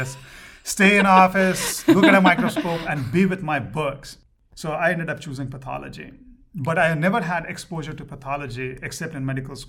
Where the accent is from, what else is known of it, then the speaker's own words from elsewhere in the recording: Kolkata, West Bengal, India; moved away as an adult; also born or lived in Ranchi, India / New York, United States; now in Little Rock, United States; So when I grew up in Calcutta, the native language was Bengali. So I know Bengali also. So, and after fifth grade, I moved to a different town called Ranchi.